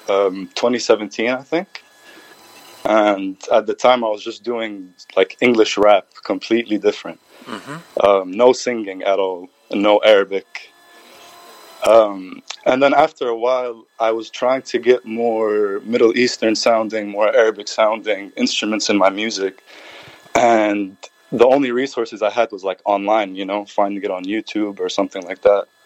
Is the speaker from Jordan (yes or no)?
yes; Jordan; also born or lived in Palestine; now in Ohio, United States; انا اردني فلسطيني